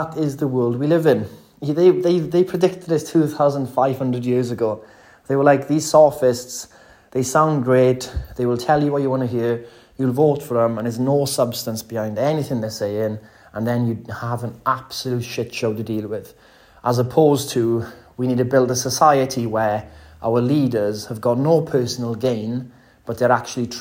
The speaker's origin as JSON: {"language": "English", "region": "Wales", "country": "United Kingdom", "said": "I'm from Wales"}